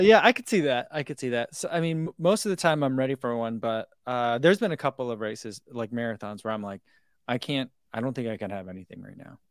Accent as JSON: {"language": "English", "town": "Eatontown", "region": "New Jersey", "country": "United States", "tie": "born or raised there", "moved": "yes", "said": "I grew up in Eaton Town, which is, like, the next town over"}